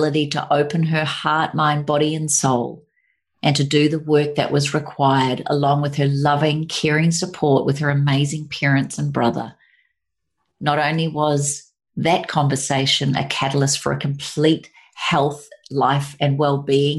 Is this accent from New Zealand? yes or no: yes; New Zealand; now in Sunshine Coast, Australia; we come from New Zealand.